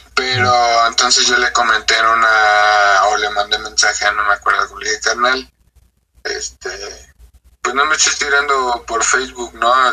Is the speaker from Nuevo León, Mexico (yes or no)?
no; Ixtapaluca, State of Mexico, Mexico; crecí en Iztapaluca, man, es un barrio